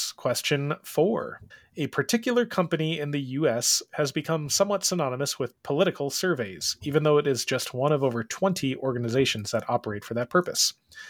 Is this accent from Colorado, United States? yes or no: yes; Colorado, United States; because I'm from Colorado. Man, I tell you what. Before 2014, if you say you're from Colorado, it's like, oh, do you ski?